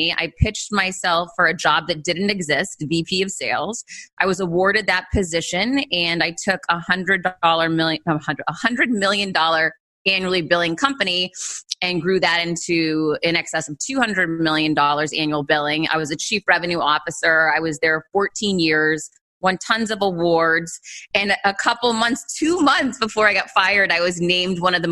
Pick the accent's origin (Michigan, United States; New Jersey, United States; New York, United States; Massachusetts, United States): Massachusetts, United States; Worcester; I grew up poor in Worcester, Massachusetts, one of four kids